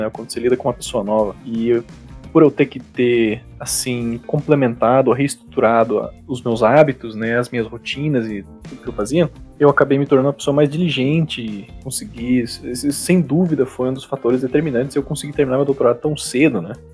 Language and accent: Portuguese; Cascavel, Paraná, Brazil; moved away as an adult; also born or lived in Sheffield, England; minha cidade natal, que é Cascavel